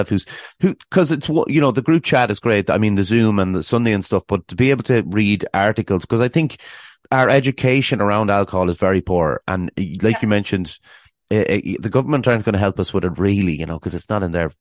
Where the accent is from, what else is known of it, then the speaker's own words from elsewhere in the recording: Ireland; I'm obviously from Ireland